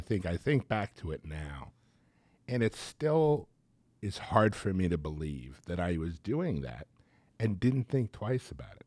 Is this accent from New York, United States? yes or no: yes; Long Island, New York area, United States; moved away; growing up in the New York area